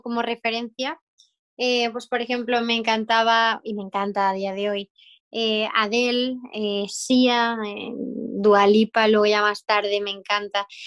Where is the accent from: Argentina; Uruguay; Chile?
Chile; soy de Chile